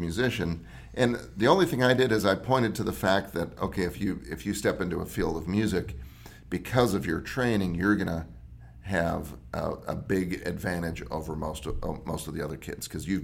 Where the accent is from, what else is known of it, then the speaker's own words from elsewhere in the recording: Wisconsin, United States; I grew up in the Midwest, Wisconsin